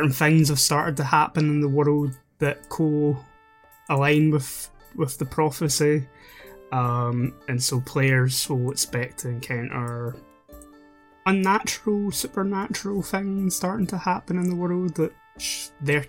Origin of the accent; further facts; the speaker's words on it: Scotland, United Kingdom; Being Scottish